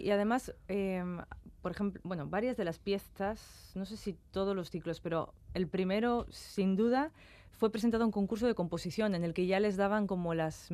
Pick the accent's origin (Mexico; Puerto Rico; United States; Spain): Spain; Castro Urdiales, Cantabria; de mi tierra, de Castro